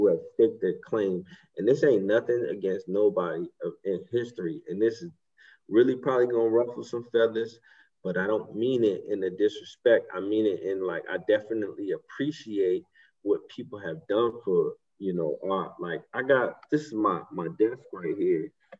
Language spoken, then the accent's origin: English; Southampton, New York, United States; I'm a Native American. I'm 50% Native American. I'm Shinnecock Indian, with my tribe is in Southampton, New York. My reservation is in Southampton, New York. That's where my family is.